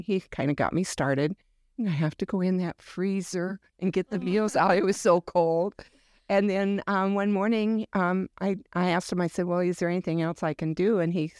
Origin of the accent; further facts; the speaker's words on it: South Dakota, United States; I am from South Dakota, originally a farm girl.